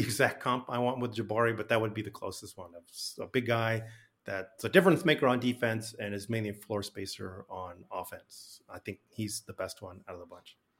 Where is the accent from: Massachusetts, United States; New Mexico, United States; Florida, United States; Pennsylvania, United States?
New Mexico, United States; Albuquerque; moved away; I'm from Albuquerque originally